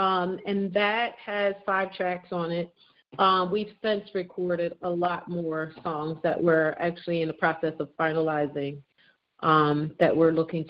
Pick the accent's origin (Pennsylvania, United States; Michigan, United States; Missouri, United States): Pennsylvania, United States; Philadelphia; born and raised in Philadelphia. Shout out to Philly.